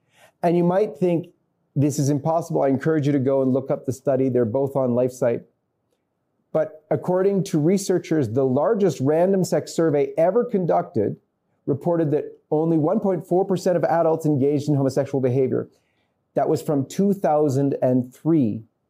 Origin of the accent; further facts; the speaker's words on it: Canada; because I'm coming from Canada, so we'll maintain with Canada's statistics.